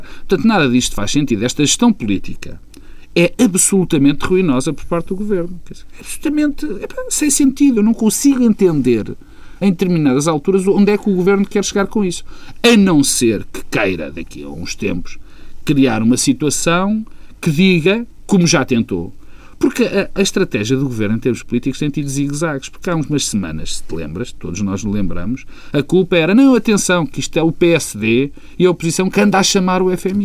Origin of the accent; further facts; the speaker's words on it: Portugal; como português